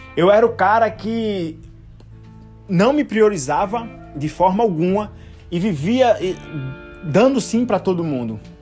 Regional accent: Recife, Pernambuco, Brazil; now in Limoeiro, Brazil; Cresci, nasci em Recife e hoje eu moro numa cidade mais distante chamada Limoeiro, que fica também em Pernambuco

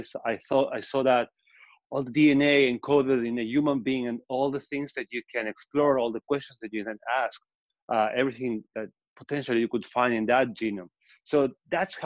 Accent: Patagonia, Argentina; accent: Argentine; moved away as an adult; also born or lived in Israel; now in New York, United States; So I'm from Argentina. That's the accent. That's where it's from. I'm from Patagonia. But I moved to Israel

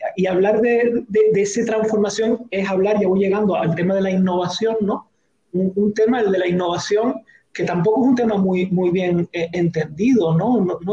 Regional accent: Canary Islands, Spain

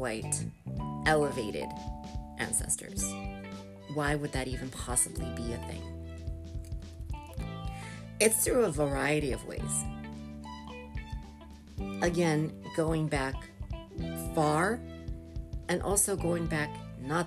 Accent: United States; born and raised in America

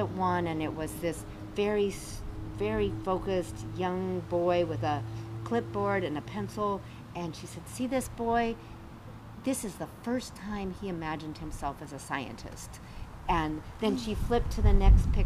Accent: Colorado, United States; moved away; I grew up in Colorado

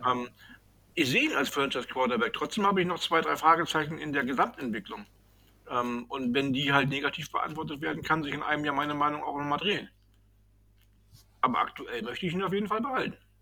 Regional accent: Northern Germany, Germany; wie wir hier bei uns im Norden sagen

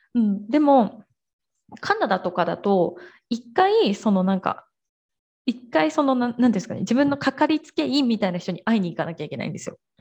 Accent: Japan; now in Brazil; 私たちもやっぱその文化圏で育ってきてる

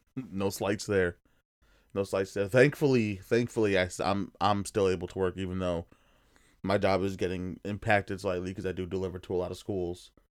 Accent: New Jersey, United States; we're from Jersey

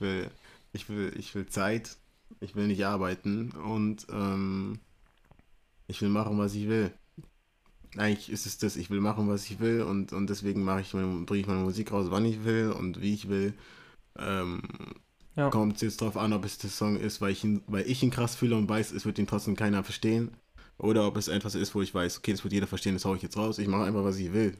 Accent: Munich, Bavaria, Germany; Ich bin aus München. Ähm, Deutschland geboren, amerikanische Wurzeln

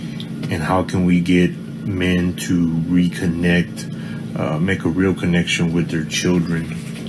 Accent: Corpus Christi, Texas, United States; I'm from Corpus Christi, Texas.

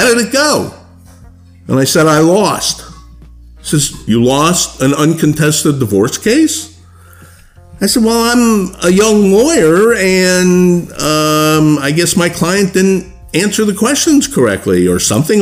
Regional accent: South Florida, United States; also born or lived in Milwaukee, Wisconsin; I'm actually was born in the Midwest in Milwaukee, but I grew up here in South Florida, presently living in Fort Lauderdale

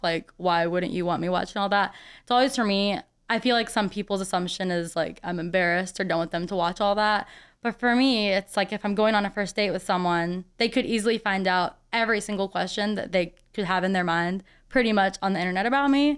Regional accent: St. Peters, Missouri, United States; now in St. Louis, United States; I grew up in the St. Peter's area, so out in the suburbs

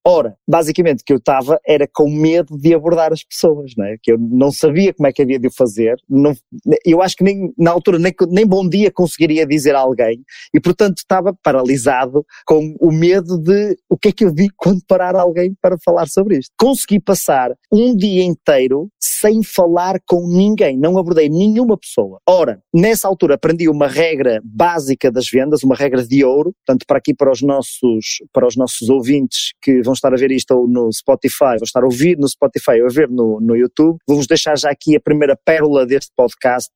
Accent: Porto, Norte, Portugal; sou natural do Porto, aqui em Portugal, uma cidade aqui do norte de Portugal

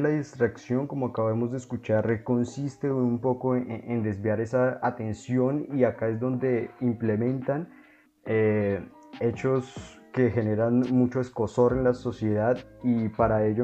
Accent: Colombia; todos los derechos como ciudadanos y como colombianos.

